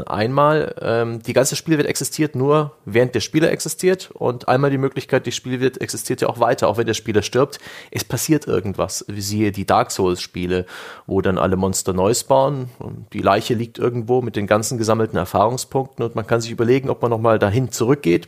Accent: Saxony, Germany; now in Franconia, Germany; ich kam ja als Sachse nach Franken

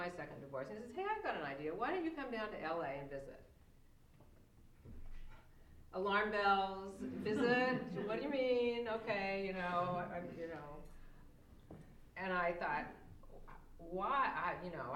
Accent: Aloha, Oregon, United States; I grew up in Aloha, Oregon

